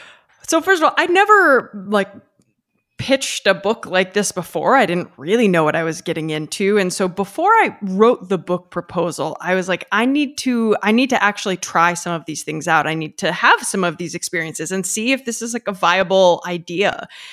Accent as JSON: {"language": "English", "country": "United States", "said": "I'm American."}